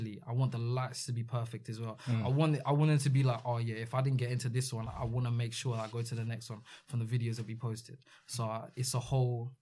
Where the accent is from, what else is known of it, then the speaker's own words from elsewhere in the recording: Redhill, South East England, United Kingdom; my hometown of Red Hill.